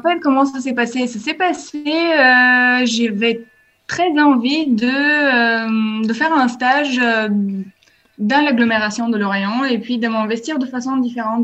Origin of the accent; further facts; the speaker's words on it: Bulgaria; French is a second language; now in France; Je viens de la Bulgarie